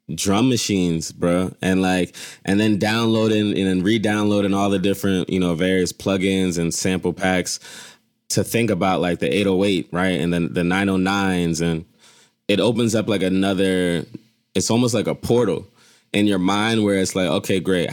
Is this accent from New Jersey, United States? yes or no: no; Philadelphia, Pennsylvania, United States; I grew up in Philly